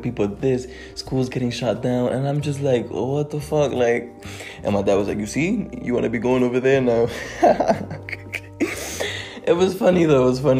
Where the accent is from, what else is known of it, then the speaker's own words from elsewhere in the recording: Dominican Republic; also born or lived in New York City, United States; I was born in New York City in the year 2000. I moved to Dominican Republic to live with my grandparents and my older brother, because my parents were working too much.